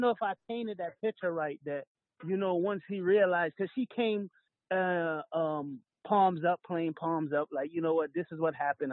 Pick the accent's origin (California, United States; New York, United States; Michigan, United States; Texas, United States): New York, United States; New York City; also born or lived in Kingston, Jamaica; I came to America in '84, Brooklyn, New York